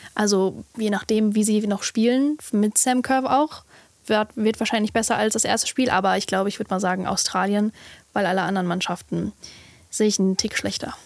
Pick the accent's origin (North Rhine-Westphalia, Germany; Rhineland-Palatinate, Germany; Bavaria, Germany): North Rhine-Westphalia, Germany; Essen; ich komme aus Essen